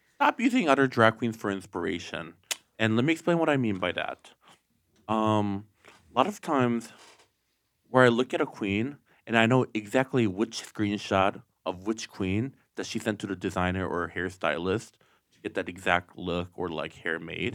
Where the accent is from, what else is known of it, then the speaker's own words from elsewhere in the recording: Okemos, Michigan, United States; I'm from Michigan